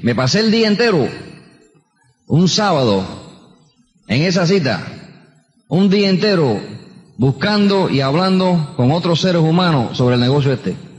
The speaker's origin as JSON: {"language": "Spanish", "region": "New York", "country": "United States", "tie": "born or raised there", "also_born_or_lived": "Queens, New York", "said": "Y nací en Queens, New York, es donde yo nací. Y me crié en el Bronx. Yo soy neoyorquino"}